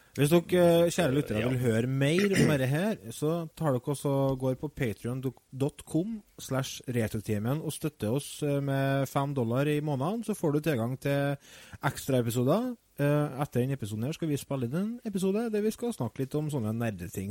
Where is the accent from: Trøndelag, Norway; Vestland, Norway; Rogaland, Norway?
Trøndelag, Norway; Vi er jo fra Nord-Trøndelag